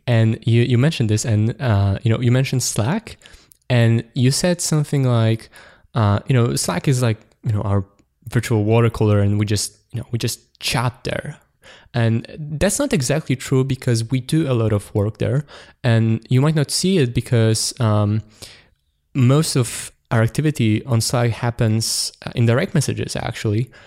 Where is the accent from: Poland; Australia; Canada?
Poland; born or raised there